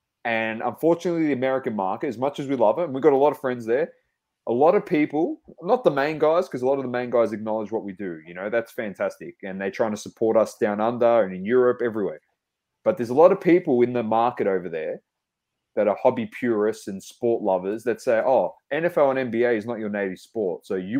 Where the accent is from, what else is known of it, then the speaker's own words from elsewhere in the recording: Australia; we're Australian